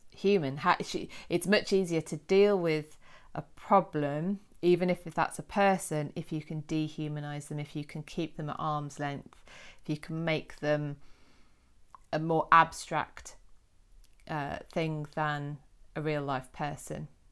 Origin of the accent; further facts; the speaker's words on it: United Kingdom; us Brits